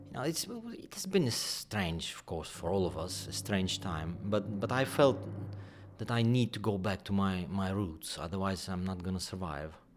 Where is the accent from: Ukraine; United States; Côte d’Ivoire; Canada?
Ukraine; Kyiv; moved away; also born or lived in England; I was born in Kiev